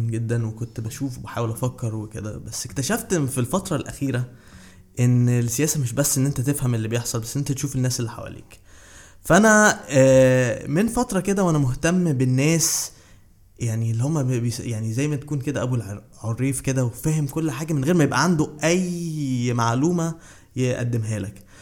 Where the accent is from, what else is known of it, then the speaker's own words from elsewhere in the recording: Saudi Arabia; also born or lived in Cairo, Egypt / Bahrain; اتولدت في القاهرة بس آه، بعد كده رحت آه، كان اهلي بيشتغلوا في الخليج في, في السعوديه وبعد كده البحرين والخبرات دي فعلا آه، اثرت عليا قوي